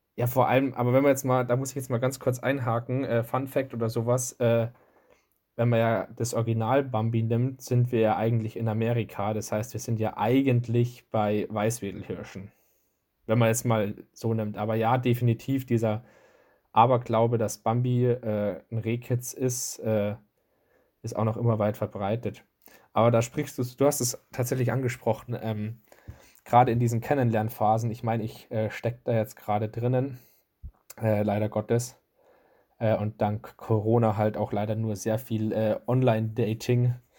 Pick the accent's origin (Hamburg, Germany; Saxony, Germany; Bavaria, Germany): Bavaria, Germany; bei uns in Bayern